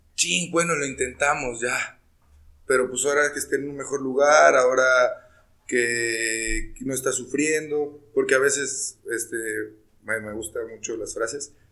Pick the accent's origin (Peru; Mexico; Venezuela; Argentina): Mexico; Como mexicanos celebramos la muerte